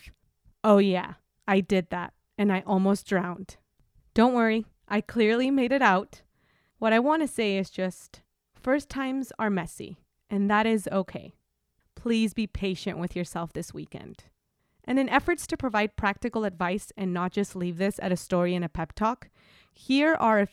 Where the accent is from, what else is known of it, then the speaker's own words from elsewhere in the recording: Mexico; moved away as an adult; now in United States; I'm from Mexico